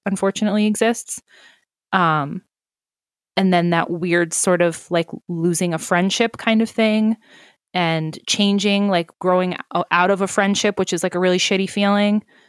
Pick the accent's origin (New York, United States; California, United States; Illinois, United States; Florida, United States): New York, United States; moved away as an adult; now in New Hampshire, United States; I grew up in New York